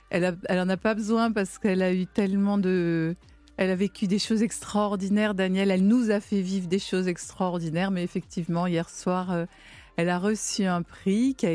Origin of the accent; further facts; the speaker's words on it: Provence-Alpes-Côte d'Azur, France; moi, je suis des Alpes-Maritimes